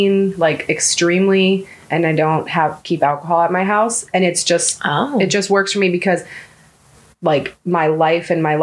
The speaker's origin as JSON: {"language": "English", "area": "Tampa Bay area", "region": "Florida", "country": "United States", "tie": "born or raised there", "also_born_or_lived": "Newburgh, New York", "said": "when I was a baby, my parents moved down to Florida into like the Tampa Bay area. And I grew up mostly in the Tampa Bay area"}